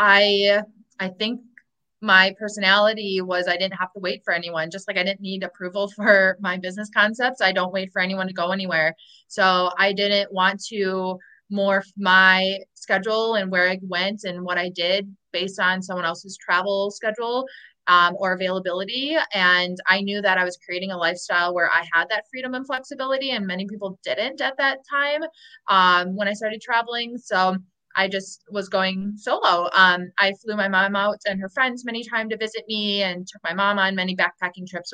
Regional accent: Milwaukee, Wisconsin, United States; moved away as an adult; also born or lived in Chicago, United States; I'll go back home to Chicago or my hometown in Milwaukee

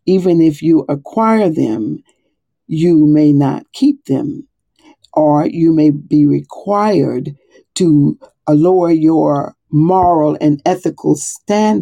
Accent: the South, United States; moved away as an adult; now in Monmouth County, United States; I'm from the South

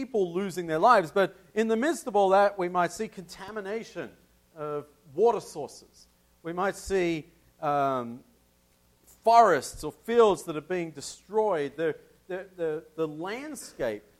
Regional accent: Tasmania, Australia; my home state of Tasmania

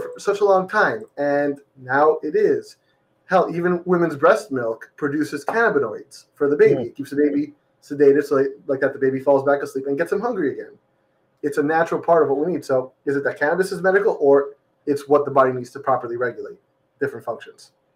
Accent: Florida, United States; also born or lived in Massachusetts; born and raised in Florida

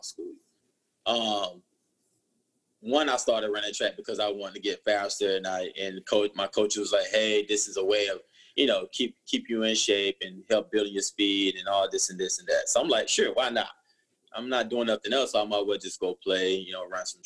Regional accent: Perry, Georgia, United States; growing up in Perry, you know, where I grew up, it's a small town

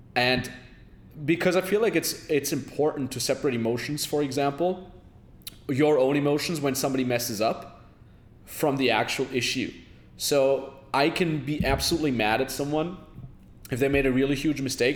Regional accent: Austria; my hometown in austria

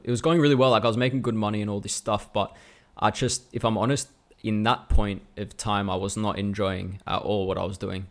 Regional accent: Melbourne, Victoria, Australia; also born or lived in Hong Kong; now in Finland; I was born in Melbourne in two thousand, so I'm Australian

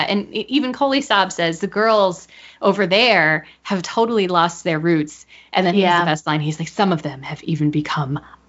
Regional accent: United States; identifying myself with being an American

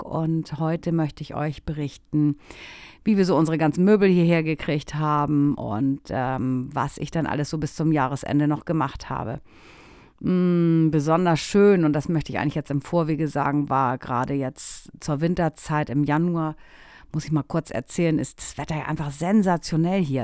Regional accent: Germany; moved away as an adult; now in Italy; bei uns in Deutschland

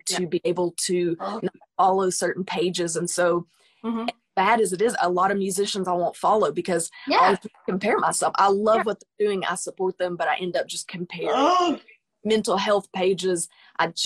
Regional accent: United States; I'm a musician from the United States, from United States

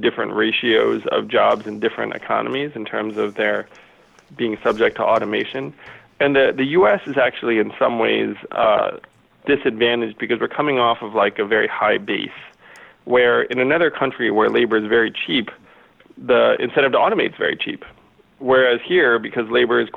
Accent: United States; I'm an American

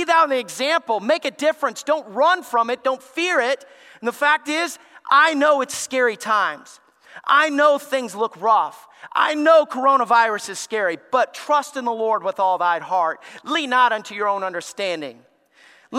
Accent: Alabama, United States; I grew up in Alabama

